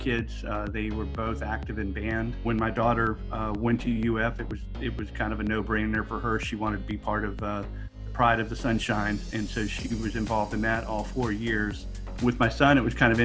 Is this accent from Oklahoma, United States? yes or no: no; Washington, District of Columbia, United States; now in Tampa, United States; I'm originally from the Washington, D.C. area, moved to the Tampa area back at the end of 2002